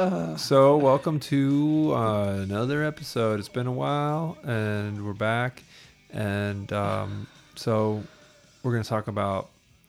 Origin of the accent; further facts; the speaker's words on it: Olympia, Washington, United States; I grew up in Olympia, Washington.